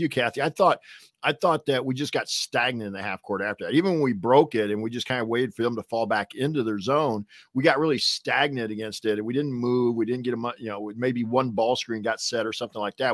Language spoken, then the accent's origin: English; Northwest Indiana, United States; we're from Northwest Indiana